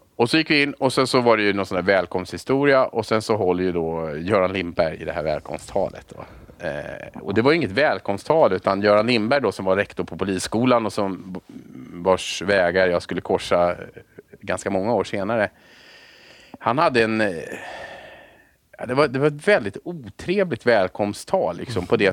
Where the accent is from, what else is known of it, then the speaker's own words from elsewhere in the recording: Haninge, Stockholm County, Sweden; jag är född i, eh, Haninge i Vändelsö, eller uppvuxen i Vändelsö